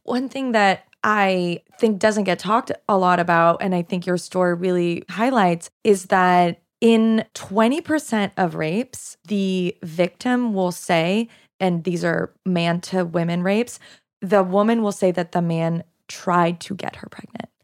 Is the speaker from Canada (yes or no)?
yes; Canada; first language French; English is a second language; also born or lived in Quebec; now in United States; I'm Canadian